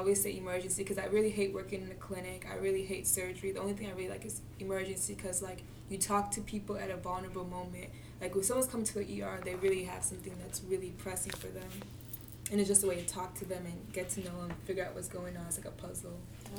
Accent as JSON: {"language": "English", "country": "Nigeria", "said": "So I'm Nigerian, so of course as a Nigerian, your parents always say, like, be a doctor or do something."}